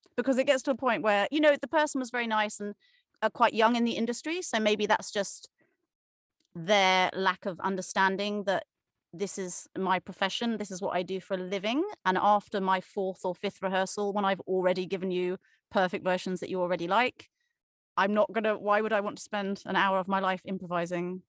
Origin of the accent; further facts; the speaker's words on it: Cornwall, South West England, United Kingdom; moved away as an adult; also born or lived in Leeds; I grew up in Cornwall, England.